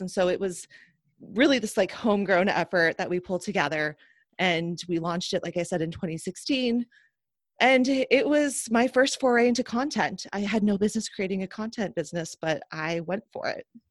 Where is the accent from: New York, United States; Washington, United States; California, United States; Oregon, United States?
Washington, United States; Seattle; I grew up in Seattle